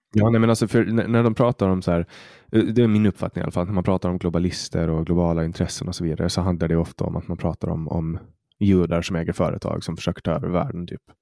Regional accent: Åland Islands; jag är född och uppvuxen på Åland

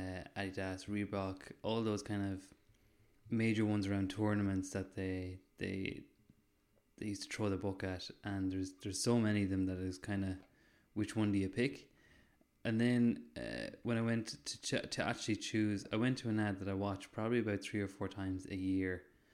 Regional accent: Ireland; I'm Irish in the sun, true and true.

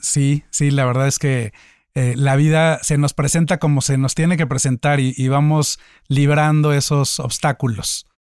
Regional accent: Mexico; soy mexicano, soy empresario

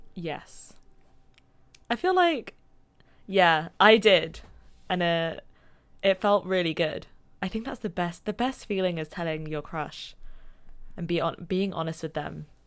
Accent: London, United Kingdom; moved away; I'm from London. Primary school.

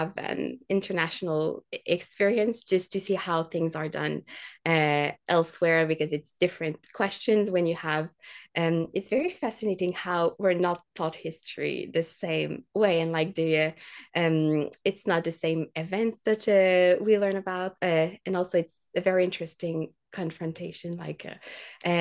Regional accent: Quebec City, Quebec, Canada; I'd worked for years as a tour guide at Parks Canada in my hometown, and we would tour like the fortifications of Quebec City

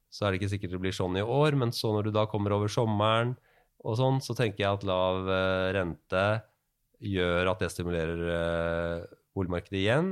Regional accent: Norway

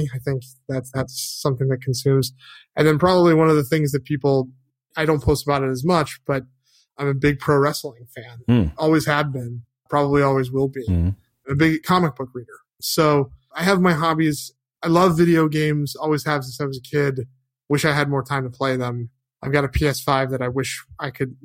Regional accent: Connecticut, United States; now in Los Angeles, United States; I grew up in Connecticut

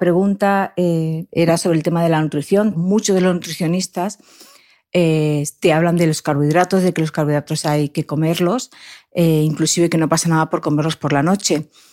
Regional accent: Alpedrete, Community of Madrid, Spain; yo soy de aquí de Alpedrete, de Madrid, de la Sierra de Guadarrama.

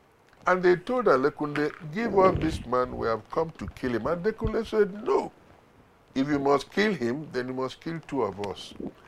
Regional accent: Nigeria; We are Nigerians, right? I'm a Nigerian. We're all Nigerians.

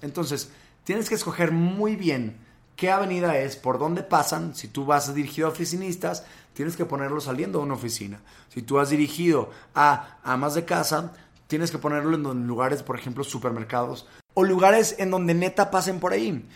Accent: Monterrey, Nuevo León, Mexico; moved away as an adult; now in Mexico City, Mexico; Yo soy de Monterrey. Yo nací ahí, estuve pues casi 20 años de mi vida por allá

